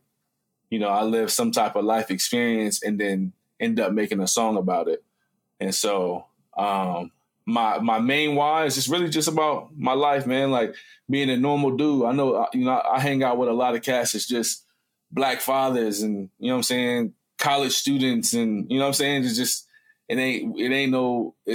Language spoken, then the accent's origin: English; Columbus, Ohio, United States; I'm from Columbus, Ohio